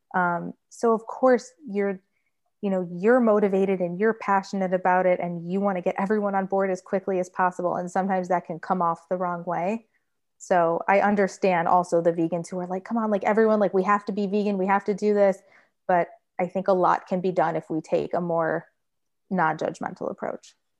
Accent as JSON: {"language": "English", "region": "Michigan", "country": "United States", "tie": "born or raised there", "moved": "yes", "lives_now": "Florida, United States", "said": "I grew up in Michigan"}